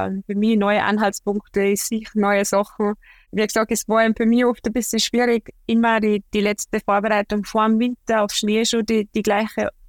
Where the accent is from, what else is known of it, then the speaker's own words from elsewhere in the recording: Austria; Dort sind wir im Oktober viel in der Ramsau bei uns in Österreich